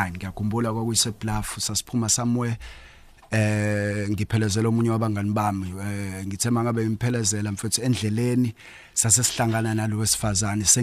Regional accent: Potchefstroom, North West, South Africa; ngokuzalwa ngizalwa ePortchefstroom

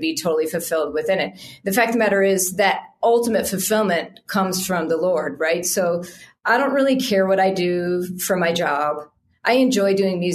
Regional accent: United States; we're American

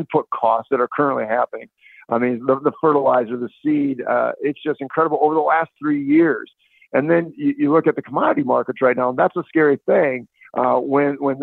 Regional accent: Northwest Iowa, United States; I'm from Northwest Iowa

